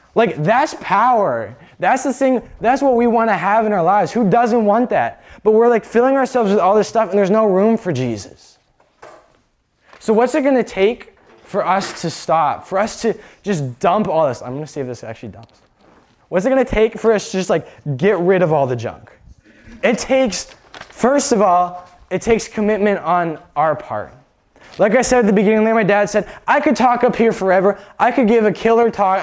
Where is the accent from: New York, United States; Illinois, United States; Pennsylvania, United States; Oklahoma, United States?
Pennsylvania, United States; Erie; I was born in Erie, Pennsylvania